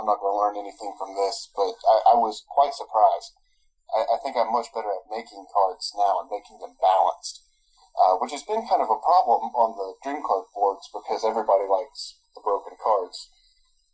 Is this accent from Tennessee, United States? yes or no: yes; Tennessee, United States; now in North Carolina, United States; I was born in Tennessee, but I've lived in North Carolina for the past 17 years or so